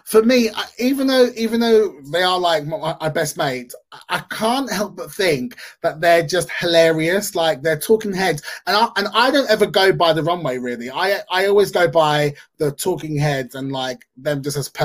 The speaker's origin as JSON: {"language": "English", "region": "London", "country": "United Kingdom", "tie": "born or raised there", "said": "London, of course, is London, my hometown"}